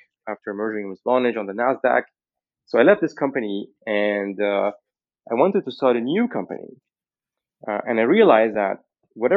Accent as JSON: {"language": "English", "country": "Lebanon", "tie": "born or raised there", "moved": "yes", "said": "I was born in Lebanon in the 1980"}